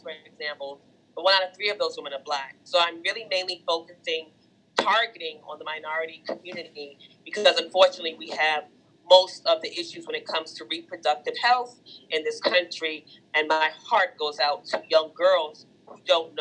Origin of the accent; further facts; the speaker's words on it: New York, United States; Born and raised Brooklyn, New York